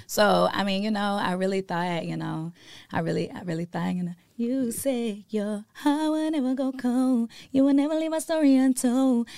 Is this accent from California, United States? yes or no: no; Katy, Texas, United States; born or raised there; also born or lived in Port Arthur, Texas